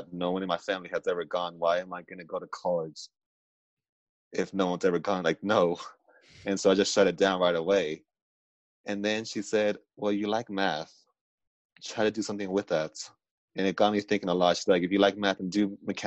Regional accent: Southern California, United States; I come from Southern California

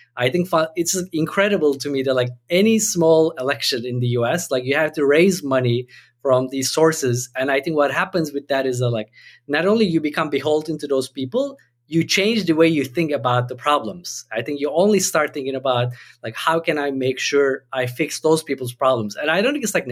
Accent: Turkey; moved away; I had the sense that even growing up in Turkey

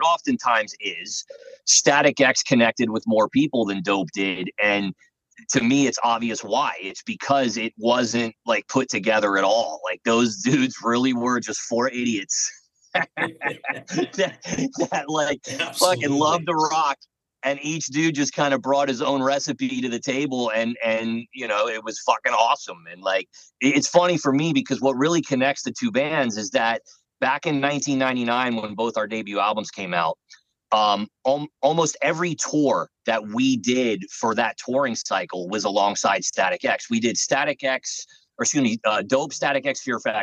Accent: Florida, United States; moved away; also born or lived in New York; I was from Florida originally, and I really just moved to New York to make it

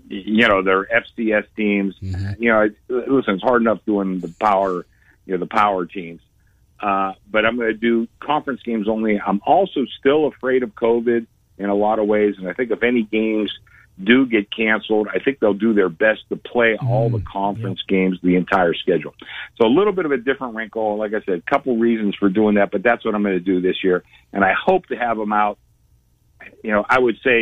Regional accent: Pittsburgh, Pennsylvania, United States; moved away; I grew up with it in Pittsburgh

